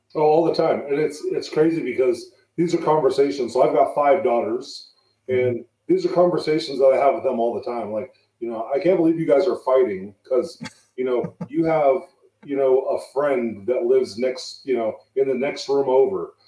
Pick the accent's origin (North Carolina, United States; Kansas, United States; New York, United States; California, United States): California, United States; San Jose; moved away as an adult; also born or lived in Fremont, California; now in Reno, United States; I'm from San Jose, California